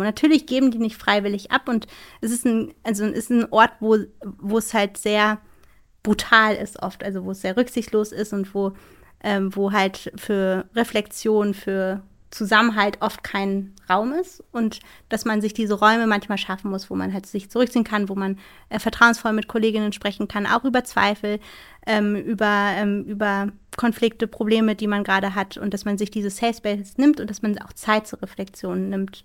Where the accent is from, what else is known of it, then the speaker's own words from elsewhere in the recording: Schleswig-Holstein, Germany; bei uns in Schleswig-Holstein, wo ich herkomme